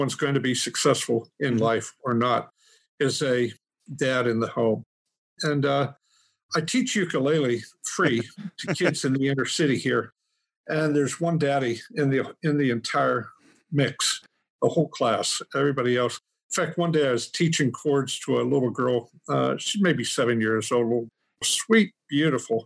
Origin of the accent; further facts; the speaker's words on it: Punxsutawney, Pennsylvania, United States; Pennsylvania Dutch country. We're the only non-Amish farm now. I still have it. Mm-hmm. Outside Punxsutawney, Pennsylvania